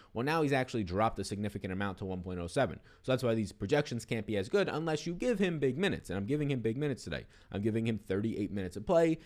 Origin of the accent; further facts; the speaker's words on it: New York City, New York, United States; also born or lived in Brooklyn, New York; born and raised in Staten Island, New York